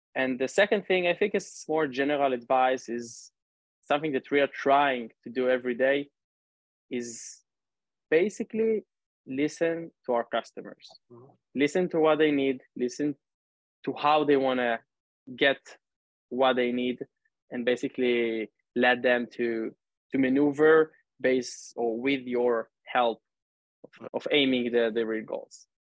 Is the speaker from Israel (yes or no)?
yes; Northern District, Israel; now in Tel Aviv, Israel; I grew up and live in Israel, actually now in Tel Aviv. 30 years old, originally from the north of the country